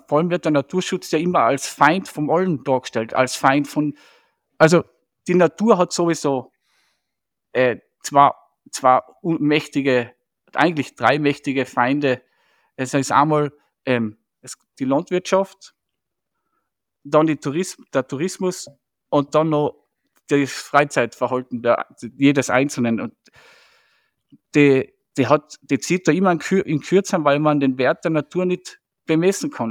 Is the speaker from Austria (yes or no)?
yes; Striebach, Tyrol, Austria; ich bin ja in Striebach aufgewachsen